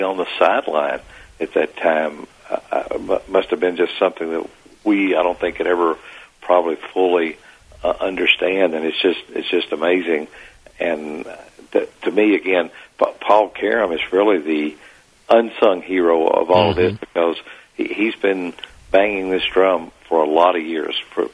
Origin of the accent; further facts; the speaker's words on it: Danville, Kentucky, United States; growing up in Danville, African Americans, we'd always been around